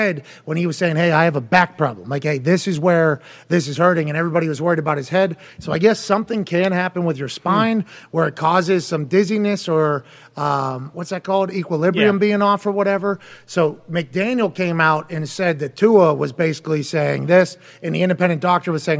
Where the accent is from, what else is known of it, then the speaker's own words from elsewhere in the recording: Pittsburgh, Pennsylvania, United States; also born or lived in West Virginia; now in Indiana, United States; I grew up in Pittsburgh